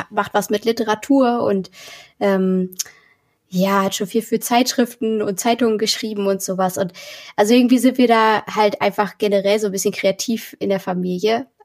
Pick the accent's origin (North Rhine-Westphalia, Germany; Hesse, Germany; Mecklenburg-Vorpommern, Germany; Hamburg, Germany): Mecklenburg-Vorpommern, Germany; also born or lived in Berlin; genau, nach Mecklenburg, auf so ein kleines Dorf. Und ähm, ja, da haben auch nur 70 Leute gewohnt